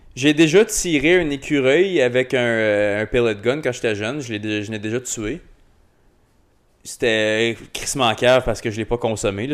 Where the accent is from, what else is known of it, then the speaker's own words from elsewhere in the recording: Rockland, Ontario, Canada; j'ai grandi à Rockland